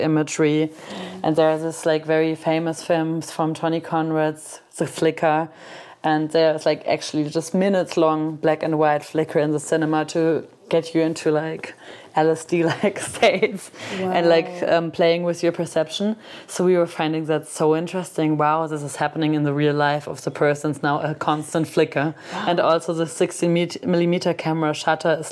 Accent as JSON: {"language": "English", "town": "Cologne", "region": "North Rhine-Westphalia", "country": "Germany", "tie": "born or raised there", "said": "my hometown, which is Cologne."}